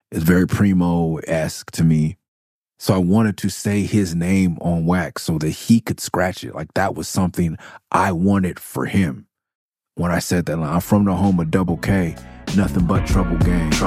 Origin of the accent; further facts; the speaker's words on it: Los Angeles, California, United States; I was born in Midtown and still went to elementary school for a little bit over there